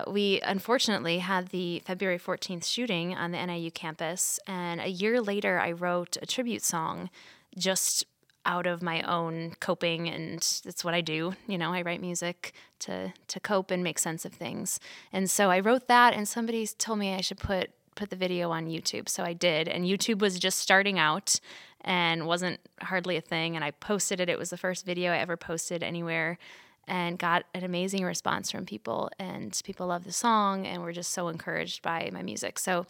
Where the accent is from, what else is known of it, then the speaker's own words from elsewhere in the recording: Wheaton, Illinois, United States; I am from Wheaton, Illinois, and that is currently where I am living